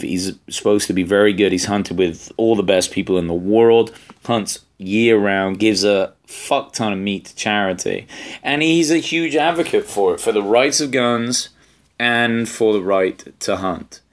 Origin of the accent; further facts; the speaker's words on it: England, United Kingdom; I'm English